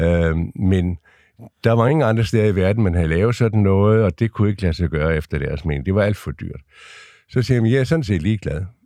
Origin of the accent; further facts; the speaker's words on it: Lolland-Falster, Zealand, Denmark; moved away; also born or lived in Ringsted; nu kommer jeg ned fra Lolland Falster